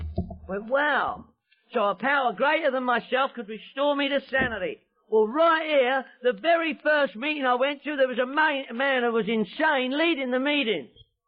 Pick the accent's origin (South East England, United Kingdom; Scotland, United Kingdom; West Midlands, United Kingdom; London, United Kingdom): London, United Kingdom; I'm from London, England.